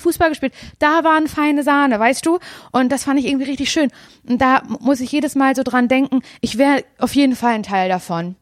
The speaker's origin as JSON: {"language": "German", "town": "Parchim", "region": "Mecklenburg-Vorpommern", "country": "Germany", "said": "ich komme aus Parchim"}